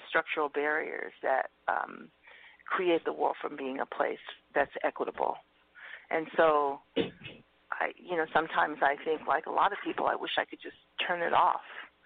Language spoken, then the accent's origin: English; New York City, New York, United States; now in California, United States; I grew up in Harlem for, a few years before I moved to California